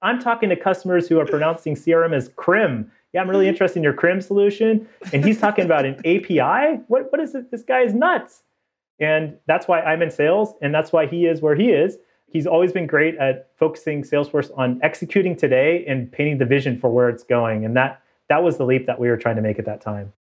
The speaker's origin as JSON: {"language": "English", "area": "Bay Area", "region": "California", "country": "United States", "tie": "born or raised there", "also_born_or_lived": "Davis, California / Toronto, Canada", "moved": "as an adult", "said": "I grew up in the Bay Area"}